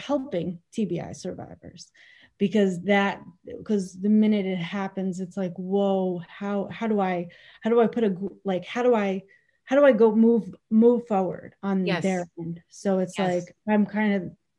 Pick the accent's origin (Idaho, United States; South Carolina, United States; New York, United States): New York, United States; Bayville; I grew up in Bayville, North Shore, my entire life